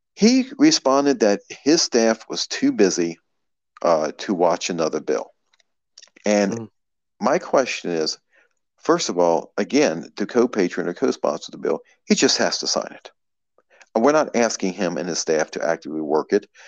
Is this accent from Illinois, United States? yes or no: no; Maryland, United States; also born or lived in West Virginia; now in Virginia, United States; originally I'm from Maryland, and I've always stayed within about half an hour of of, of Harper's Ferry